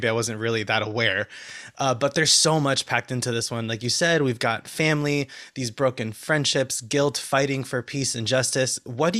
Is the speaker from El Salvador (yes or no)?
yes; El Salvador; I'm from El Salvador.